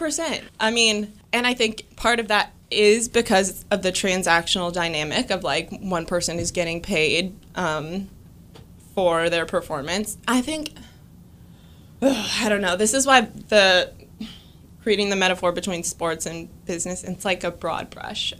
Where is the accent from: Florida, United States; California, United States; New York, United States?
California, United States; I grew up in California and I played, uh, college softball in California